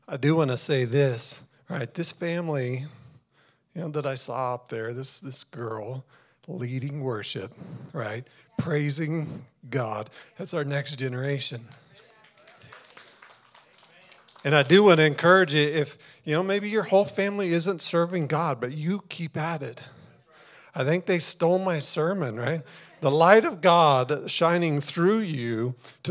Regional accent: Colorado, United States; now in Albuquerque, United States; we're originally from Colorado

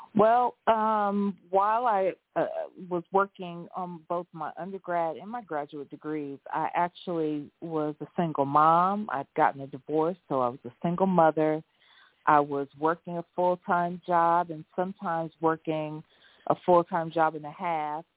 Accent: Ohio, United States; I live in Ohio and was born and raised in Ohio

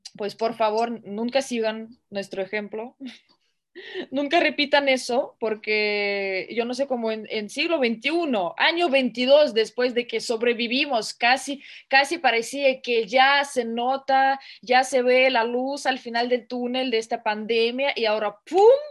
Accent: Russia; soy rusa

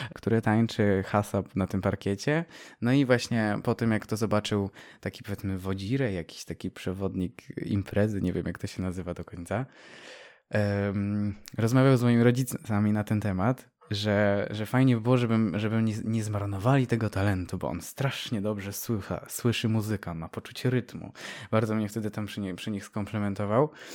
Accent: Pilzno, Subcarpathian Voivodeship, Poland; also born or lived in Dębica; urodziłem się w Dębicy, w szpitalu w Dębicy, ale ogólnie pochodzę z małej miejscowości jeszcze mniejszej, Pilzno

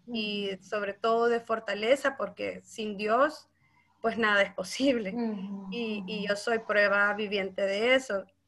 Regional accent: Santa Ana, El Salvador; yo soy de Santa Ana, eh, mi pueblo natal

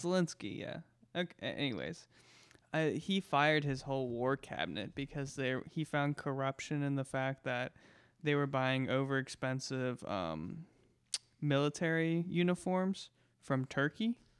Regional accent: United States; We, as the American taxpayers

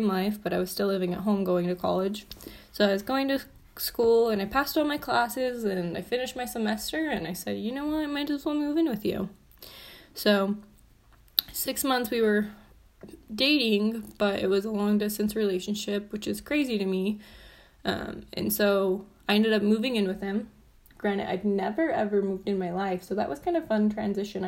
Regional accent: southern Utah, United States; moved away as an adult; now in Salt Lake City, United States; I grew up in southern Utah

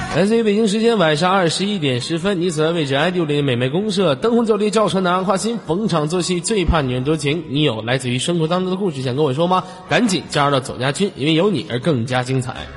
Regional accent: Inner Mongolia, China; 我说我是内蒙古的了

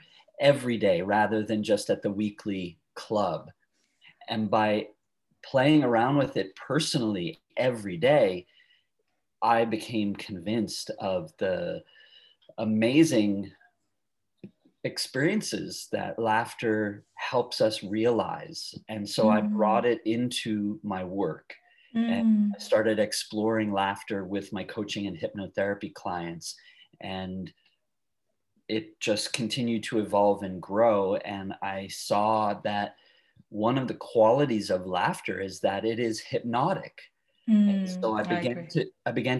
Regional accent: Long Island, outside New York City, United States; moved away as an adult; also born or lived in San Francisco area, California / Eureka, California; now in California, United States; I grew up outside New York City in a suburb of Long Island

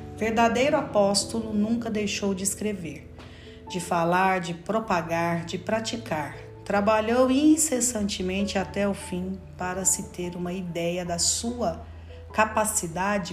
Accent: Brazil; como brasileiros que somos

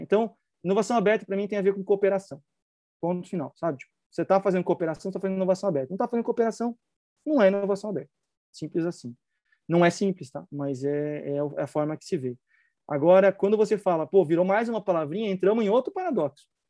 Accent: Brazil; como brasileiro

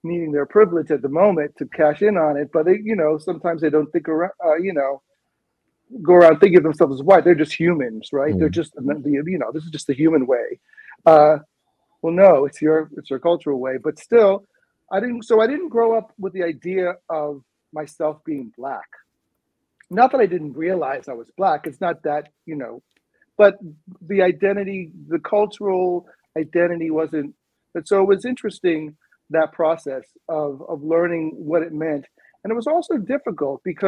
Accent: Bahamas; accent: British sort of accent; moved away as an adult; also born or lived in Evanston, Illinois, United States; now in United States; I was from the Bahamas, which is a British colony. So I had a much more of an accent and a more of a British sort of accent

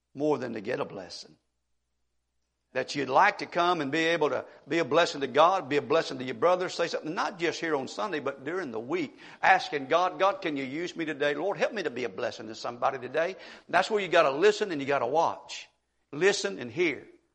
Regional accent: Monroe County, Mississippi, United States; In Mississippi, at least an area where I grew up in Monroe County

